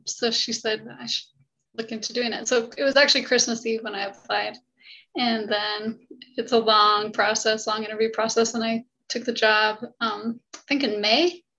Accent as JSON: {"language": "English", "town": "St. Louis", "region": "Missouri", "country": "United States", "also_born_or_lived": "Kentucky / Logan, Utah / Sandy, Utah", "said": "And so I'm from St. Louis. I graduated from high school in St. Louis, but I grew up in Kentucky, Logan, Utah, Sandy, Utah, but home, I consider home to be St. Louis."}